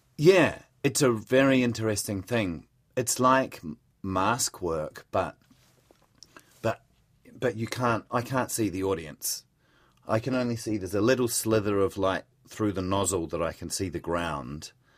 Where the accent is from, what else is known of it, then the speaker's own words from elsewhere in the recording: Palmerston North, Manawatū-Whanganui, New Zealand; moved away as an adult; also born or lived in Melbourne, Australia; I was born just outside of Palmerston North